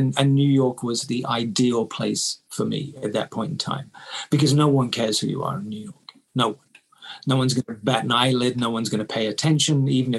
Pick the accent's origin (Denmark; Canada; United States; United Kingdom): United Kingdom; Bath, South West England; So Bath being my hometown, you know, you're the most famous person ever born there, basically.